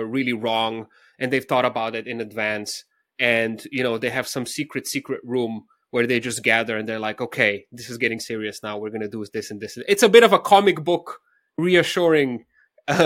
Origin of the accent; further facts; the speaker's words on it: Slovenia; my home country of Slovenia